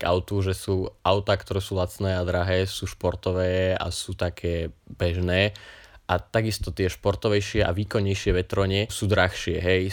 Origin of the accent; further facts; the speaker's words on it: Kanianka, Trenčín Region, Slovakia; vidím znova Prievidzu a Kanianku a Bojnice, teda moju rodnú vlast, moju rodnú dedinu. Kanianka je proste dedina, od ktorej sa neviem utrhnúť